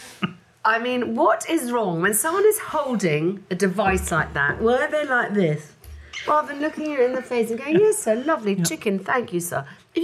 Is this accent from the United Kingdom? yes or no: yes; England, United Kingdom; we're English.